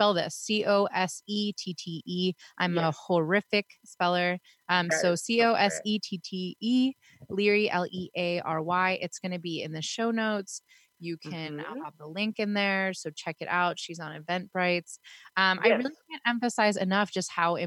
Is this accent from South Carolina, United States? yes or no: no; Pittsburgh, Pennsylvania, United States; moved away; also born or lived in Sacramento, California; I'm from Pittsburgh. I mean, back then when I lived there